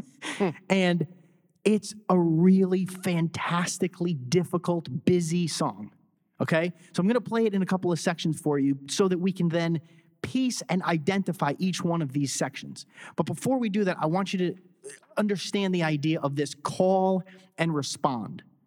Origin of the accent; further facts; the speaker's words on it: Connecticut, United States; I was born in Connecticut